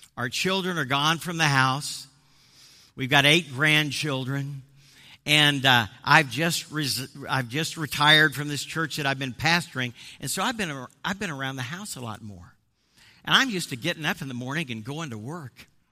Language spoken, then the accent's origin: English; Midwest, United States; moved away; also born or lived in Boston area; I'm actually from the Midwest